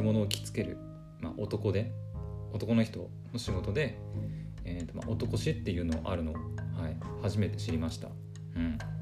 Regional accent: Aomori, Japan; 私ね青森出身なので出身というか青森の出身で青森の人間なので

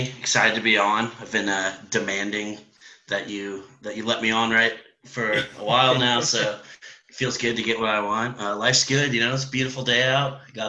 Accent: San Jose, California, United States; So I was born down in San Jose.

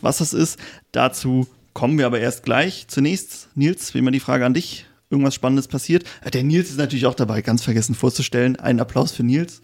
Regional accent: Germany; als Deutscher

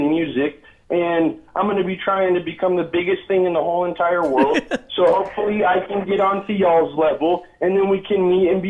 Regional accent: Colorado, United States; also born or lived in Grand Junction, Colorado / Aspen, Colorado / Las Vegas; So I'm from Colorado, Las Vegas. I'm 21 years old. I spent about 10 and 12 years in a bowl, mostly from Colorado in the Grand Junction, Aspen area.

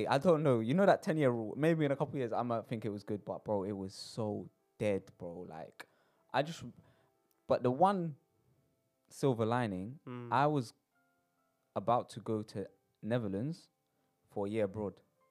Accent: London, United Kingdom; born or raised there

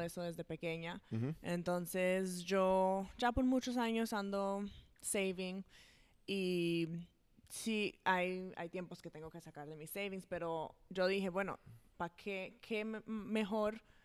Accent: Atlanta, Georgia, United States; also born or lived in New Jersey; como hace tuve seis años cuando nos mudamos para aquí, para Atlanta. Entonces, toda la vida, de verdad, yo he estado aquí

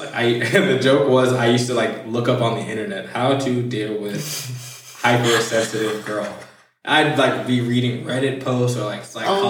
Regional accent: Milwaukee, Wisconsin, United States; The fight was in Detroit, and we're from Milwaukee. So it was like a 7.5-hour drive.

